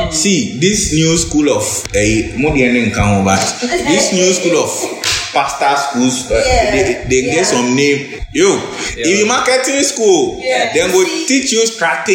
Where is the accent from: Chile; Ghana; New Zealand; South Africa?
Ghana